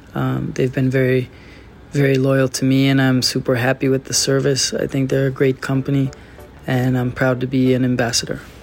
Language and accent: English; Chicago, Illinois, United States; also born or lived in Florida; now in Wellington, Florida, United States; I'm from Florida. I'm originally from Chicago.